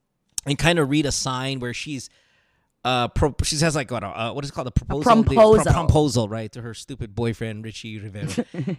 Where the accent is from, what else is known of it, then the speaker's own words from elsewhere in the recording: Marilao, Central Luzon, Philippines; I grew up in Marilao, like Marilao mismo. Like my house is in Marilao